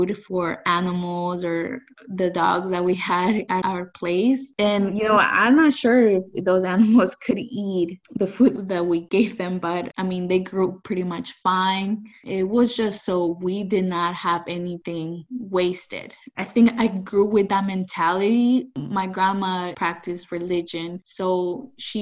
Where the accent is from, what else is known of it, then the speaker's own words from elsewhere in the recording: San Francisco, California, United States; also born or lived in El Salvador; I came to the U.S. when I was 9 years old. I came to San Francisco